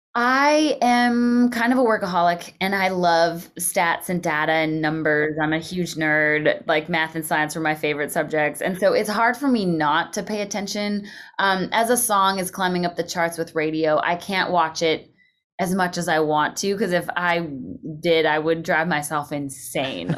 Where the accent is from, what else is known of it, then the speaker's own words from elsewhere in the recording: Canada; moved away as an adult; also born or lived in Calgary / Nashville; being a Canadian